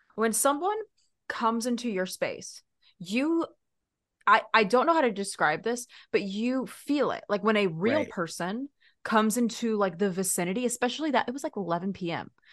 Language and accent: English; Texas, United States; now in California, United States; I grew up there